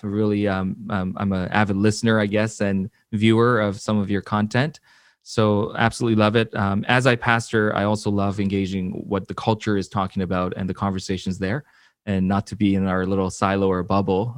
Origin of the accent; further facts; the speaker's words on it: Vancouver, British Columbia, Canada; also born or lived in Seoul, South Korea / Florida / Atlanta, Georgia; I was born in Seoul, South Korea. I, uh, my family immigrated here to Vancouver when I was about six or seven